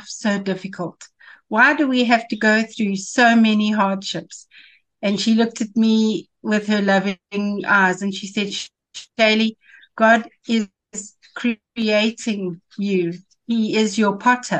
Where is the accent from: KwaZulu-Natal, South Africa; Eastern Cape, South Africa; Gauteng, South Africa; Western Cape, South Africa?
Gauteng, South Africa; Johannesburg; I was born in Johannesburg. I lived my whole life here in Johannesburg